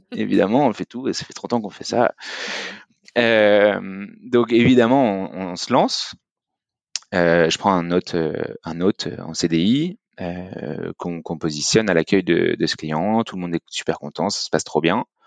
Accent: Lyon, Auvergne-Rhône-Alpes, France; moved away as an adult; now in Paris, France; Je suis lyonnais

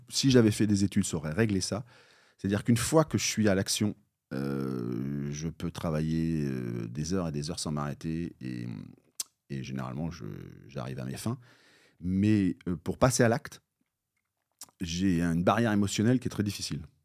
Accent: Bayeux, Normandy, France; moi je suis normand, donc je suis né à, côté de Bayeux, j'ai fait un collège, euh, puis le lycée

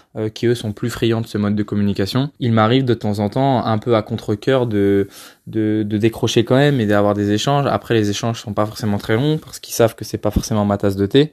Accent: Chartres, Centre-Val de Loire, France; moved away as an adult; now in Paris, France; Je suis de Chartres. Je suis parti faire mes études à Paris, donc euh, loin de chez mes parents

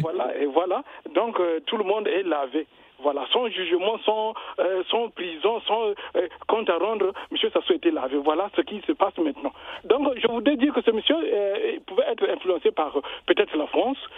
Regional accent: Brazzaville, Republic of the Congo; moi je suis du Congo, Brazzaville

